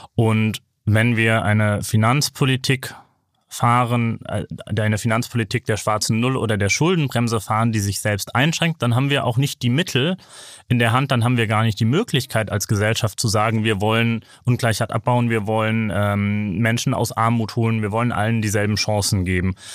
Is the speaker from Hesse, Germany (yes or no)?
no; Bremen, Germany; ich bin aus Bremen